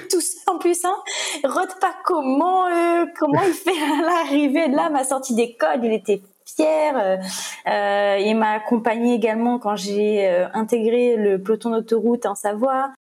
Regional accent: Le Tampon, Réunion; moved away; moi j'ai grandi au Trois-Mars, au Tampon

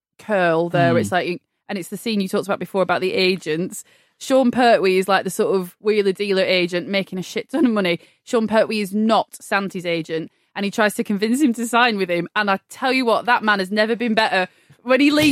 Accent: Blackburn, North West England, United Kingdom; I'm from Blackburn.

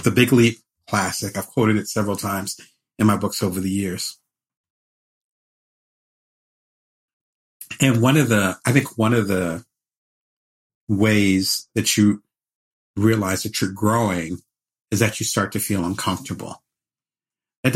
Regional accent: Atlantic City, New Jersey, United States; now in Las Vegas, United States; I'm originally from Atlantic City. I live in Las Vegas now

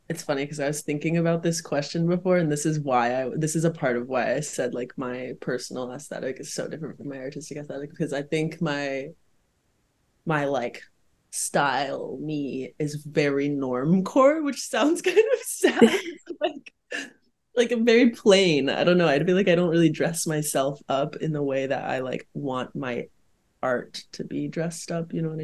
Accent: the South, United States; Like, I grew up in the South, there's a very specific style there, Vera Bradley mode, you know, whatever.

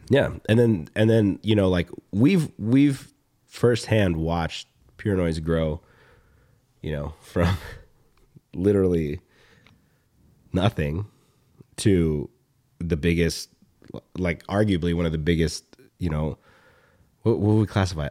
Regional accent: Atlanta, Georgia, United States; when I was a kid growing up in Atlanta

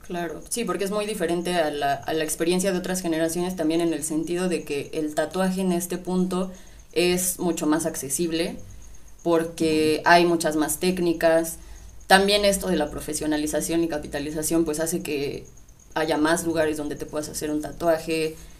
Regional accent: Mexico; mi identidad como mexicana

